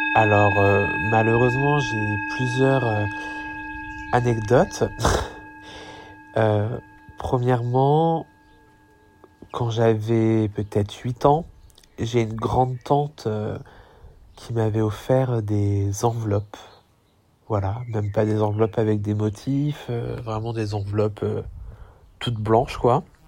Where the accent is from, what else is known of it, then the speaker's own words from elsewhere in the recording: France; moved away as an adult; also born or lived in Brussels; Je vivais à Bruxelles euh, depuis pas très longtemps alors que je suis français.